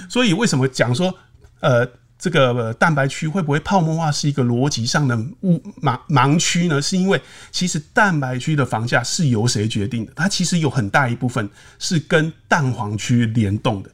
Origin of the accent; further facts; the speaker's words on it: southern Taiwan, Taiwan; 我们南部人